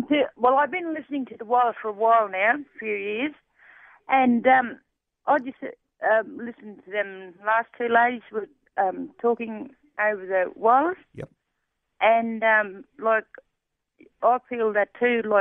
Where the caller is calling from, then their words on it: Roma, Queensland, Australia; I'm calling from Roma.